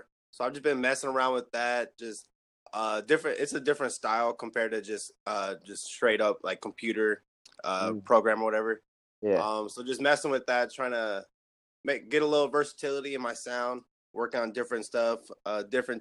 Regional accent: San Diego, California, United States; I'm from San Diego, California

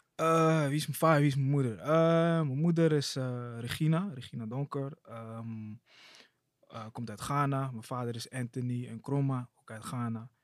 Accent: Amsterdam, North Holland, Netherlands; now in Amsterdam-Oost, Netherlands; ik kom uit Amsterdam Zuidoost

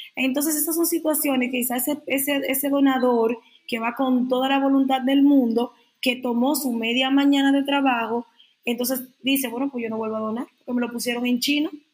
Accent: Dominican Republic; para decirlo como buen dominicano

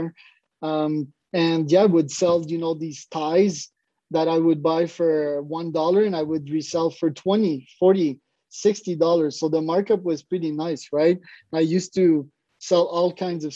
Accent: Montreal, Quebec, Canada; I'm from Montreal, Canada.

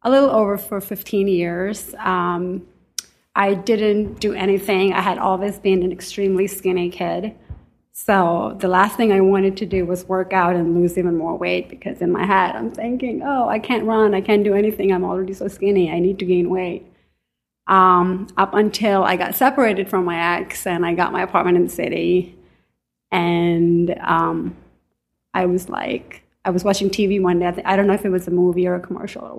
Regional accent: Pakistan; also born or lived in Staten Island, New York / Manhattan, New York; now in New York, United States; So I grew up in Pakistan. I came to New York in 97.

